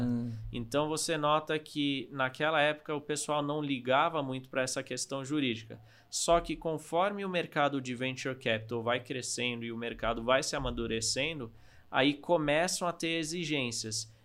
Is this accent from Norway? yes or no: yes; Norway; now in Brazil; eu sou da Noruega